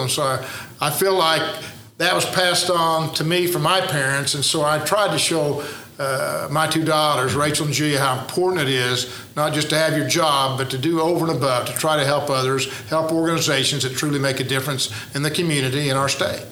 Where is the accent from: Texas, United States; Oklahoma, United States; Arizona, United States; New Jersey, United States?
Oklahoma, United States; Woodward; born or raised there